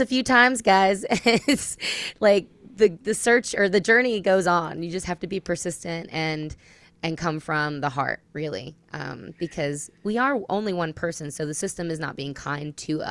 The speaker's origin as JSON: {"language": "English", "region": "New Jersey", "country": "United States", "moved": "yes", "lives_now": "Tennessee, United States", "said": "I'm from New Jersey originally"}